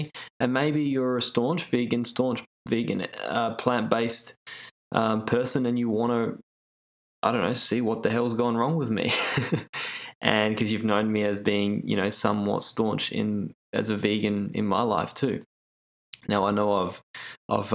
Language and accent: English; Australia; I grew up in Australia